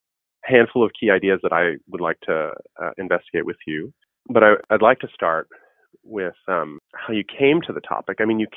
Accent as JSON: {"language": "English", "town": "New York City", "region": "New York", "country": "United States", "tie": "born or raised there", "said": "I grew up in Queens."}